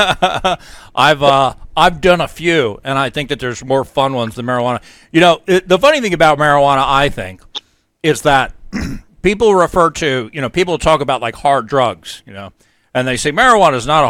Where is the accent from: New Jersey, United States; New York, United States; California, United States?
New York, United States; now in New Hampshire, United States; I'm from New York. I live in New Hampshire